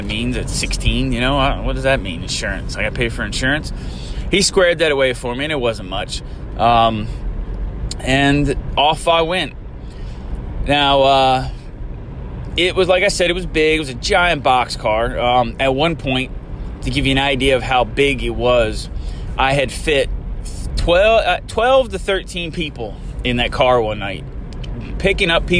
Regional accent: Eastern Shore, United States; living and growing up on the Eastern Shore

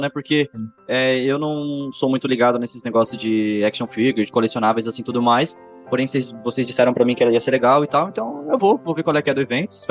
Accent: São Paulo, Brazil; A gente é paulista, a gente fala porta, porta.

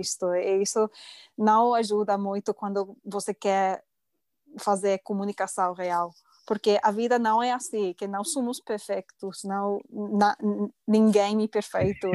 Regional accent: Reading, South East England, United Kingdom; Portuguese is a second language; now in Cambridge, United Kingdom; sou inglesa. Hum. É, agora moro em Cambridge, é, mas cresci numa cidade que se chama Reading, é, oeste de Londres

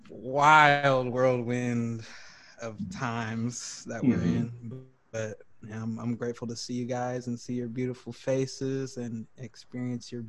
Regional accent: Greencastle, Indiana, United States; also born or lived in Chicago / St. Louis / Dallas / Tulsa; so I'm originally from Greencastle, Indiana. I was born in Green, a uh, little town called Greencastle, Indiana

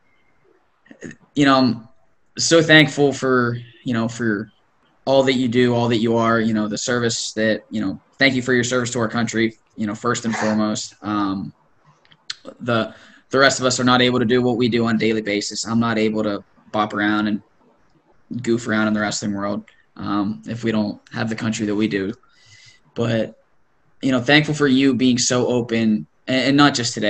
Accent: an hour and a half north of Pittsburgh, Pennsylvania, United States; I'm not from Pittsburgh, but I'm from like an hour and a half north

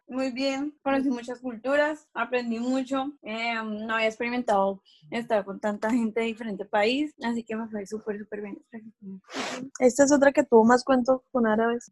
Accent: Colombia; moved away as an adult; now in Omaha, United States; soy de Colombia

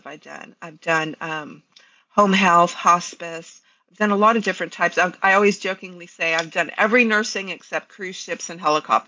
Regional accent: Canal Zone, Panama; moved away as an adult; I was actually born and raised on the Canal Zone, but my mother was Colombian.

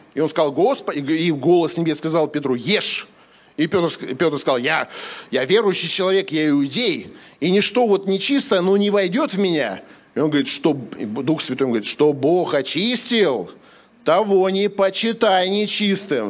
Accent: Sakhalin Oblast, Russia; я с Сахалина

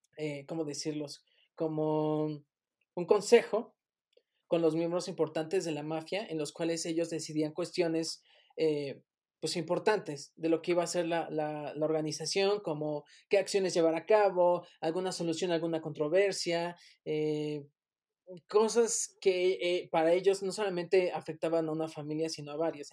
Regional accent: Mexico

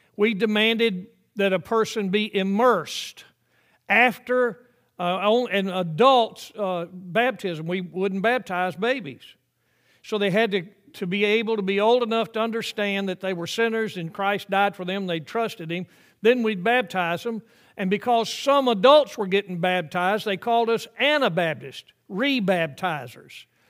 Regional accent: the South, United States; I grew up in the South when there were uh, white only uh, water fountains and colored only water fountains

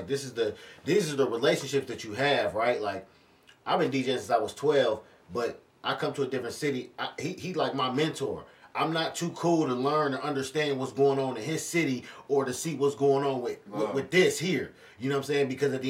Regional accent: Dayton, Ohio, United States; I'm from Dayton, Ohio.

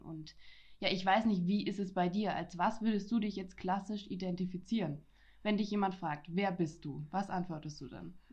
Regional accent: Franconia, Bavaria, Germany; ich komme aus Franken, ich bin Frankin

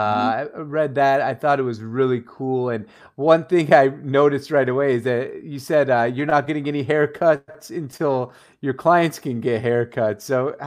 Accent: Syria; I'm from Syria originally

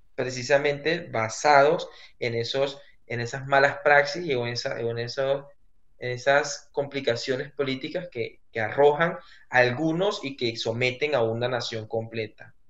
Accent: Venezuela; moved away as an adult; sigo siendo venezolano

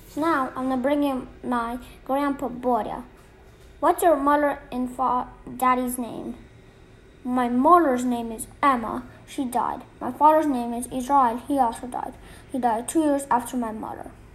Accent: Minsk, Belarus; also born or lived in Saratov Oblast, Russia; I lived in Minsk all my life, but I was born in the Saratovskoy Oblasti

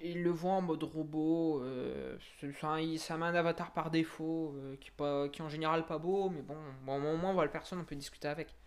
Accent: Montluçon, Auvergne-Rhône-Alpes, France; moved away as an adult; now in Bordeaux, France; moi, je viens d'Auvergne, du côté de Montluçon

